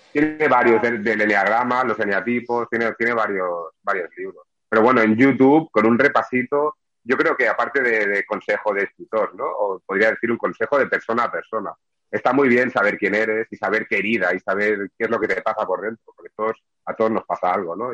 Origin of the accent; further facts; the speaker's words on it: Barcelona, Catalonia, Spain; now in Sabadell, Spain; soy un barcelonés, nacido en el 76, casi los 80 en Barcelona y me trasladé a Sabadell